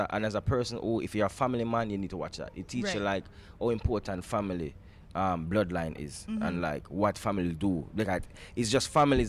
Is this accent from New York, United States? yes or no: yes; New York, United States; I grew up in New York. I went to school in New York, so I know what who … is.